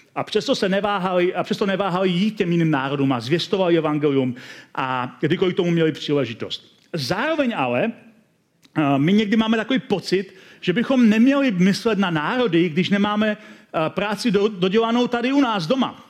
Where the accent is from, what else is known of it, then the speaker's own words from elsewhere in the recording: Czechia; also born or lived in Hradec Králové; My máme jako Češi v některé, své, některé svých částech své kultury temné stránky